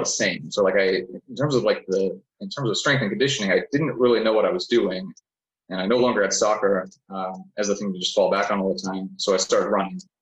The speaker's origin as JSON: {"language": "English", "town": "Palatine", "region": "Illinois", "country": "United States", "tie": "born or raised there", "also_born_or_lived": "Germany / Phoenix, Arizona / Edwardsville, Illinois", "said": "Originally, I was born in Germany, and when I was six, my family moved to the States, originally to Phoenix. I went to high school in Chicago, in the northwest suburbs of Palatine"}